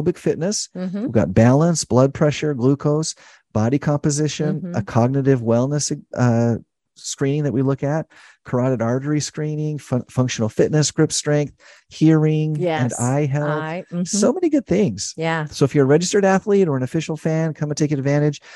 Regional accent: Idaho, United States; now in St. George, United States; I grew up in Idaho

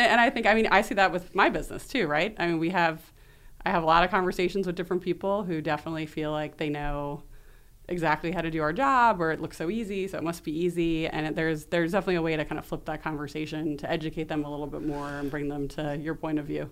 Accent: New York City, New York, United States; also born or lived in Chicago; So, I'm from New York City. I was born in Brooklyn

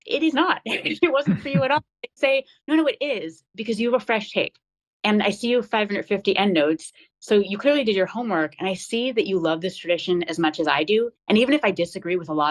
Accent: United States; growing up as an American Jew

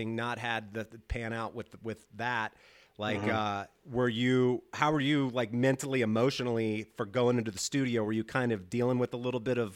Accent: Louisiana, United States; moved away as an adult; also born or lived in New Orleans / New York; having lived in Louisiana my whole life prior

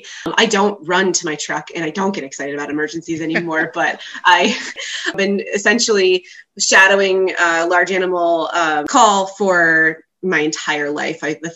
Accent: Vermont, United States; moved away as an adult; also born or lived in Pennsylvania; So I grew up in Vermont, and my dad is a large animal veterinarian with a practice right on the border of Vermont and New York. So I grew up riding in his truck.

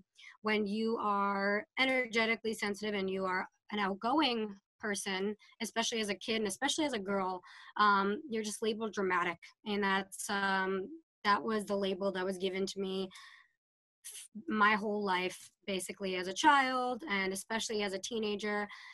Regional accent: Salem, Massachusetts, United States; And we went to Salem State. So we grew up in Witch City, spent a lot of our prime youth years there.

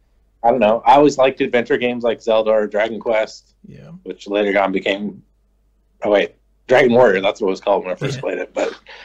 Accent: Arizona, United States; I grew up in Arizona.

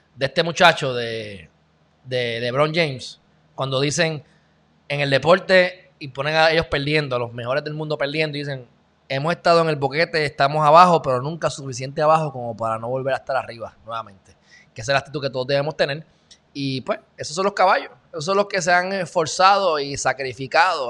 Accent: Puerto Rico; accent: Puerto Rican; also born or lived in Texas; yo soy un jibarito de Puerto Rico

